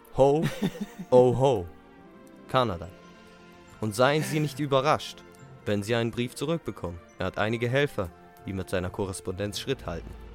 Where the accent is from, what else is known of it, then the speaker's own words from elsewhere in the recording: Switzerland; accent: Swiss; Weil wir Schweizer sind